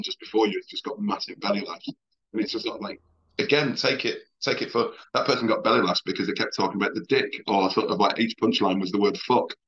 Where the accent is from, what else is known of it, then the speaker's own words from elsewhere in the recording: Oldham, North West England, United Kingdom; also born or lived in Liverpool; I'm from Oldham